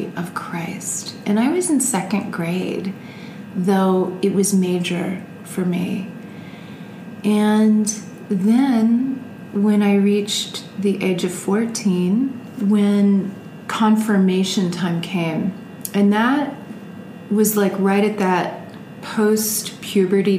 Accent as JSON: {"language": "English", "town": "Sugar Land", "region": "Texas", "country": "United States", "tie": "born or raised there", "also_born_or_lived": "Kentucky", "said": "I grew up in Texas, and after Kentucky, I ended up in Texas"}